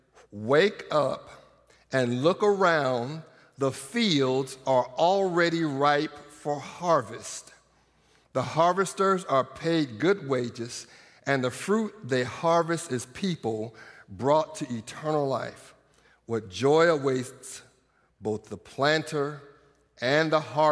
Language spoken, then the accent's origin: English; Iowa, United States; now in Norman, United States; I grew up in Iowa